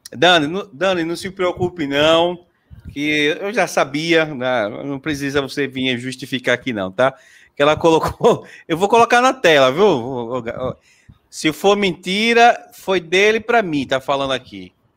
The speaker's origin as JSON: {"language": "Portuguese", "town": "Aracaju", "region": "Sergipe", "country": "Brazil", "said": "Sou daqui de Aracaju"}